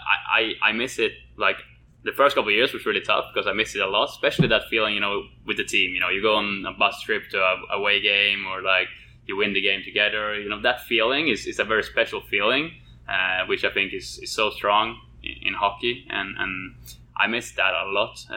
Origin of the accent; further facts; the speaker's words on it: Sweden; moved away; coming from Sweden. Obviously, hockey is a very big sport there, probably the biggest, I would say. And then I started as a kid with hockey with my friends